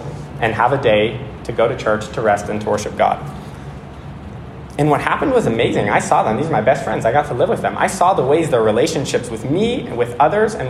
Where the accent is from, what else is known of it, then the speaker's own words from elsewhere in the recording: Bay Area, California, United States; moved away as an adult; now in Connecticut, United States; I went to college 30 minutes from where I grew up in the Bay Area